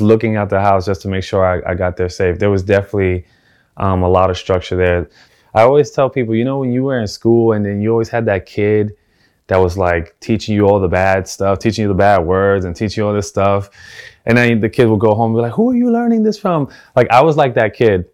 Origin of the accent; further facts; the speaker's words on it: New York City, New York, United States; also born or lived in South Bronx; I was born in the South Bronx, and for the majority of my life, I grew up in the Lower East Side of Manhattan